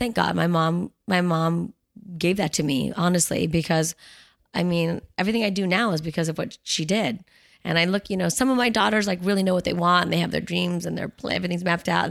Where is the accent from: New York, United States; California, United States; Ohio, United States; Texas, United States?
California, United States; Los Angeles; I grew up in Bel Air and Beverly Hills